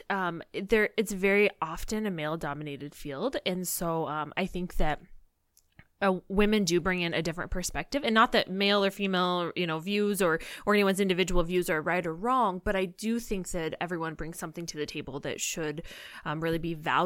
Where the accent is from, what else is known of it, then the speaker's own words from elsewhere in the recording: Illinois, United States; moved away as an adult; now in North Dakota, United States; I live in North Dakota now, but I'm from Illinois